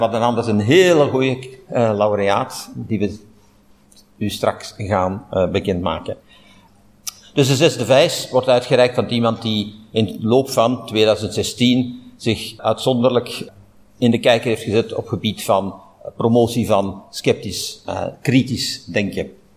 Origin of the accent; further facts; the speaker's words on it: Flanders, Belgium; hier bij ons in Vlaanderen